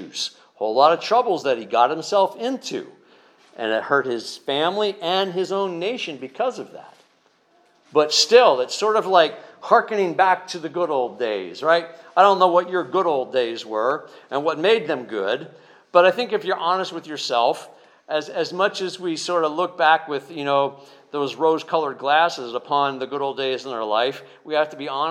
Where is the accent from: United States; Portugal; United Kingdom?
United States; Northeast; We're from the Northeast, we're a little more snarky.